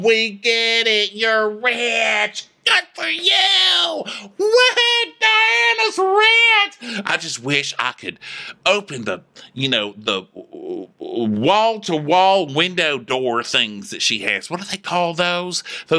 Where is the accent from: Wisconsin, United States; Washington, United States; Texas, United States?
Texas, United States; Laredo; I mean, do I say that I'm from Laredo, Texas 10 times a day?